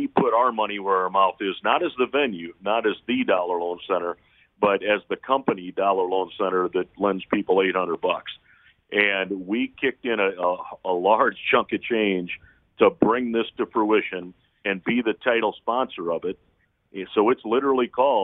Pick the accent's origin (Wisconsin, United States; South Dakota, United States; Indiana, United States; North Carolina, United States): South Dakota, United States; Sioux Falls; now in Las Vegas, United States; my hometown of Sioux Falls, South Dakota